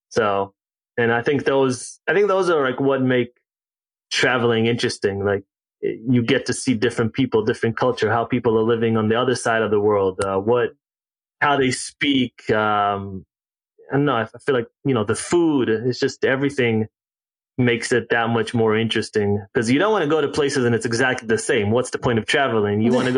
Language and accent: English; Israel; also born or lived in South Africa / Ghana; So, age 6, I moved to South Africa, and then age 10, moved back to Israel. Age 12, we moved to Ghana. Age 14, back to Israel